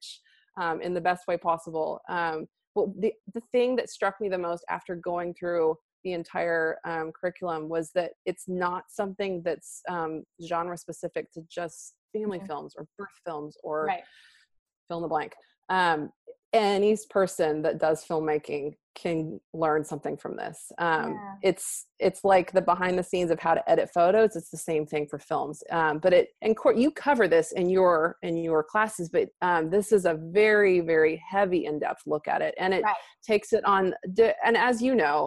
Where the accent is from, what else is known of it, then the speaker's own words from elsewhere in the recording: Texas, United States; I'm from Texas